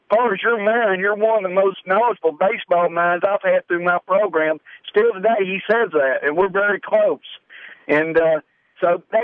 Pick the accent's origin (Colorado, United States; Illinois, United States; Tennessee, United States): Tennessee, United States; Lafayette; I was born and raised in Macon County, Lafayette, Tennessee